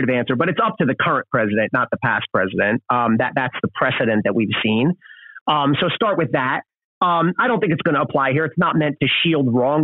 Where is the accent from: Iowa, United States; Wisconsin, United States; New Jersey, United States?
New Jersey, United States; outside Philadelphia; I grew up outside of Philadelphia in South Jersey